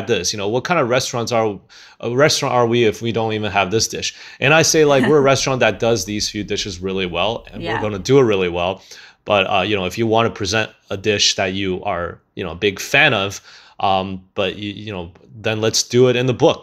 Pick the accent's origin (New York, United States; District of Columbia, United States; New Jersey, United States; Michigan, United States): Michigan, United States; growing up in Michigan